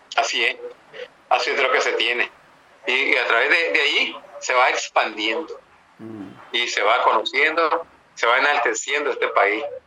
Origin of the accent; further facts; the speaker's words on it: Nicaragua; Esos somos los nicaragüenses